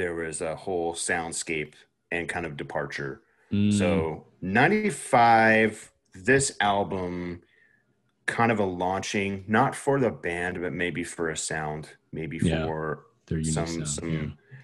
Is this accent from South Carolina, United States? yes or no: yes; South Carolina, United States; I'm from South Carolina